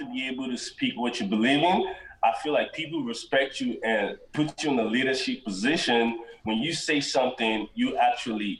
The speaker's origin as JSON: {"language": "English", "country": "Nigeria", "tie": "born or raised there", "moved": "yes", "lives_now": "United States", "said": "I was born and raised in Nigeria"}